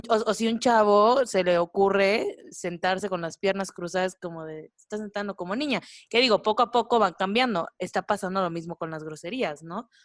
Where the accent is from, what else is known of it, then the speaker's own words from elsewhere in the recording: Veracruz, Mexico; yo soy de Veracruz